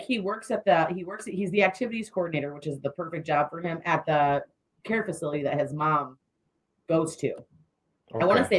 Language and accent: English; Waterville, Ohio, United States; I went to Anthony Wayne, so I grew up in Waterville.